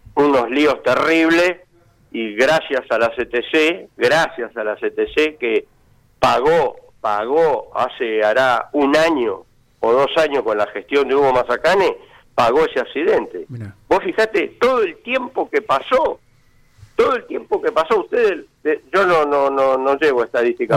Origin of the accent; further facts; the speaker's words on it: Argentina; somos los argentinos